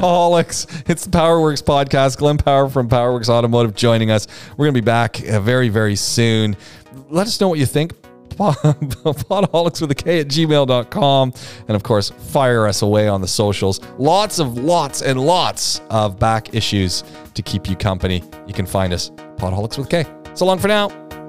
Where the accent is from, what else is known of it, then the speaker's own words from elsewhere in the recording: Southern Ontario, Canada; I come from Southern Ontario is where I grew up